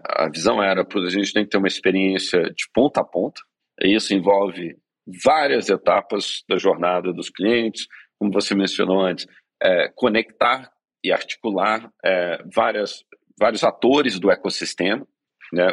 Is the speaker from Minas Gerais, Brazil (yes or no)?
yes; Belo Horizonte, Minas Gerais, Brazil; moved away as an adult; now in São Paulo, Brazil; cresci em Belo Horizonte. Nos últimos 15 anos aí moro em São Paulo.